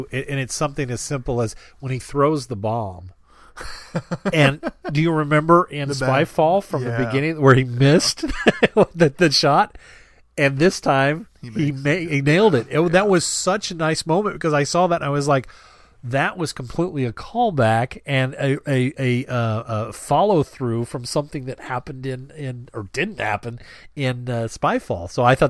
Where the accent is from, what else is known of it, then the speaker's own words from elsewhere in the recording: Yorkshire and the Humber, United Kingdom; I'm from Yorkshire. What did she say? That's practically a love letter.